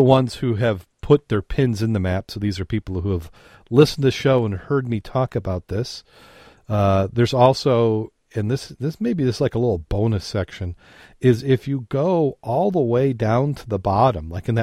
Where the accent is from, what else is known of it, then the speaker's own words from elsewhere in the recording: Michigan, United States; we're from Michigan